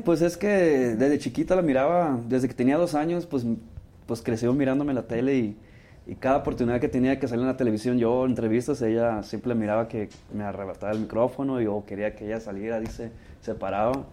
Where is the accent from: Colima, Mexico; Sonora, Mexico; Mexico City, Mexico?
Sonora, Mexico; Ciudad Obregón; moved away as an adult; also born or lived in Sinaloa; now in Los Angeles, United States; crecí en Sonora